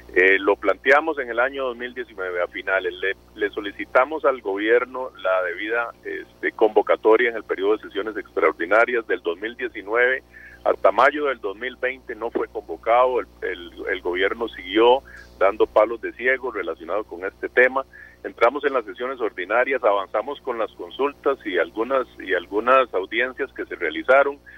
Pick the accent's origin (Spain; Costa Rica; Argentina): Costa Rica; Todos somos costarricenses